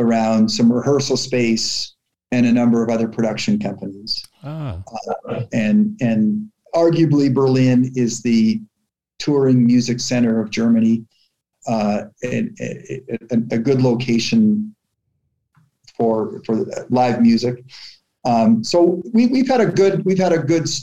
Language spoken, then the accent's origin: English; Toronto, Ontario, Canada; Growing up in Canada